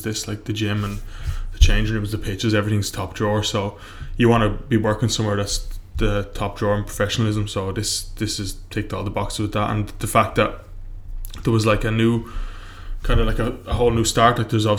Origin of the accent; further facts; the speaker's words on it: Ireland; I'll say Ireland because I'm Irish.